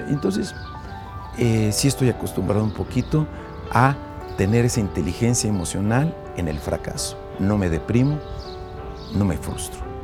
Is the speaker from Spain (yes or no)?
no; Mexico; Nosotros como mexicanos